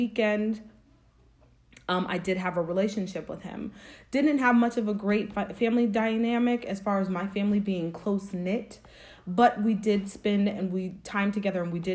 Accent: Springfield, Massachusetts, United States; I grew up in Springfield, Massachusetts. I was born and raised there

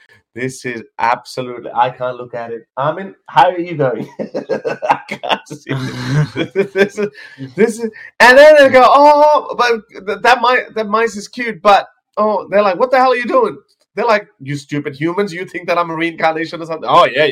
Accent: India; And again, I'm Indian as well. So to me, it doesn't really matter. It's not exotic for me. Kind of is, because we were separated from mainstream India.

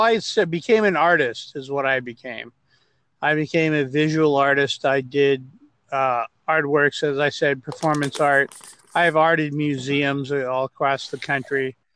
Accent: Los Angeles, California, United States; also born or lived in Glendale, California / Rowland Heights / Hacienda Heights; I was born in Glendale, California, not far from where I am now. And so I'm an LA native. I grew up here, and I grew up in a place called Roland Heights and Hacienda Heights

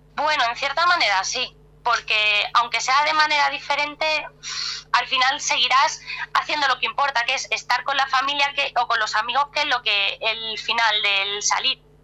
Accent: Cáceres, Extremadura, Spain; now in Madrid, Spain; yo no soy de Madrid, soy de Cáceres, que es otra ciudad un poco más alejada, que está como a dos horas de aquí, pero llevo ya muchos años aquí en Madrid

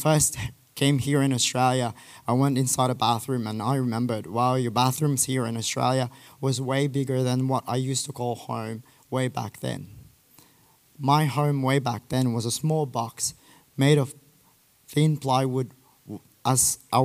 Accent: Philippines; I'm from the Philippines

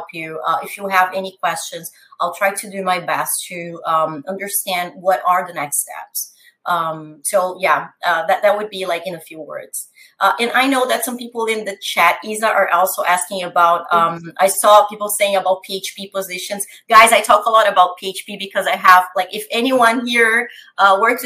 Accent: São Paulo, Brazil; English is a second language; moved away as an adult; now in Canada; I am originally from Brazil, from São Paulo

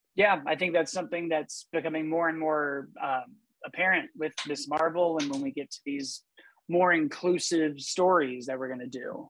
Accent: Glenview, Illinois, United States; I grew up in Glenview, Illinois

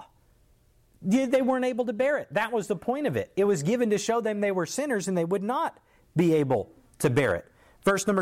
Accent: United States; As an American

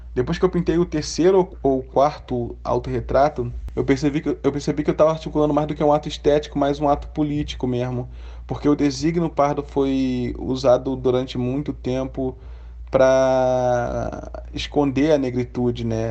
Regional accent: Brazil; also born or lived in London; esse cenário que a gente está vivendo aqui é o cenário onde eu, onde eu cresci, onde eu nasci, cresci e vivo até hoje

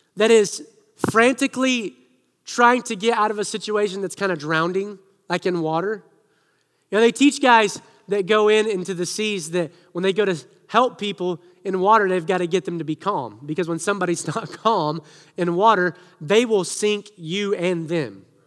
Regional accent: Siloam Springs, Arkansas, United States; moved away; I grew up in Arkansas

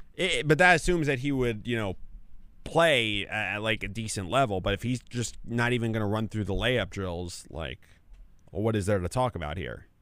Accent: Fairfield, New Jersey, United States; my hometown in Fairfield

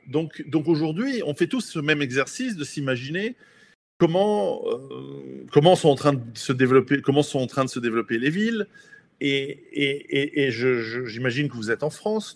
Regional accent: Switzerland; je suis suisse d'origine italienne

